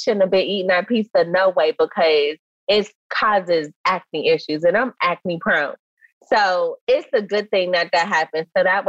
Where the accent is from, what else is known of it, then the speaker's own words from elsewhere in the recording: Charlotte, North Carolina, United States; moved away as an adult; now in Los Angeles, United States; I grew up in Charlotte, North Carolina.